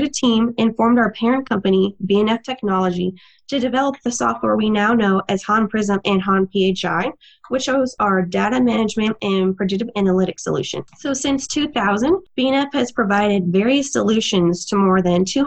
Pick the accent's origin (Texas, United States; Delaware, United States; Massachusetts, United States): Texas, United States; also born or lived in overseas; I myself am a native Texan, born and raised in Texas for the most part, but I also lived overseas a little bit when I was younger.